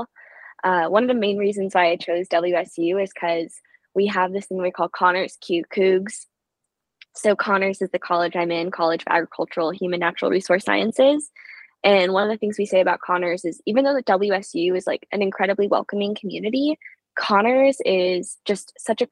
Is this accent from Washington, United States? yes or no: yes; Seattle, Washington, United States; I grew up in Seattle